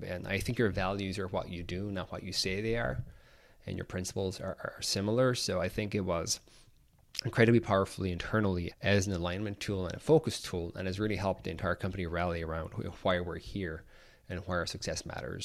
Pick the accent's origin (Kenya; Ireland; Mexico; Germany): Ireland; I'm from Ireland, grew up uh, there